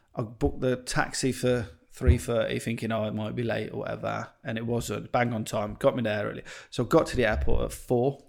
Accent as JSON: {"language": "English", "town": "Stratford-upon-Avon", "region": "West Midlands", "country": "United Kingdom", "said": "I'm from, uh, Stratford upon Avon"}